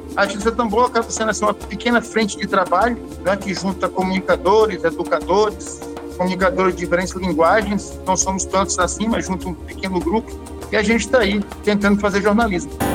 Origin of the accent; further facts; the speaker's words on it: Maranhão, Brazil; para nós no Maranhão